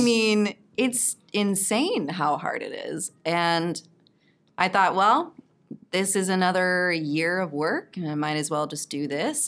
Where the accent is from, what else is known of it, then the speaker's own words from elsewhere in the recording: Texas, United States; moved away; I'm from Texas originally.